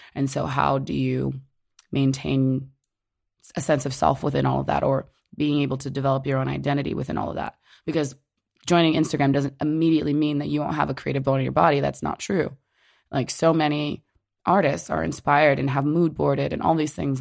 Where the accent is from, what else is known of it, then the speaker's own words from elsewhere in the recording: Orange, New Jersey, United States; I grew up in Orange, New Jersey